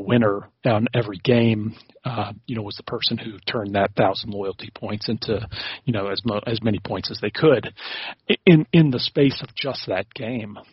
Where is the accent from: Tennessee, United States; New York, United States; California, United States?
Tennessee, United States; Nashville; moved away as an adult; also born or lived in South Africa; I grew up in in Tennessee